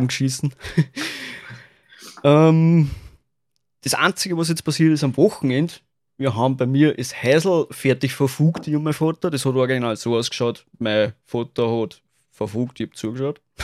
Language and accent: German; Austria; als Österreicher